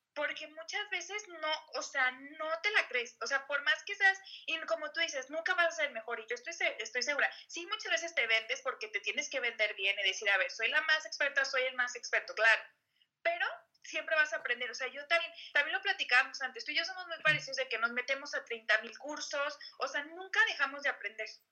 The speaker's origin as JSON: {"language": "Spanish", "town": "Guadalajara", "region": "Jalisco", "country": "Mexico", "said": "yo soy de Guadalajara"}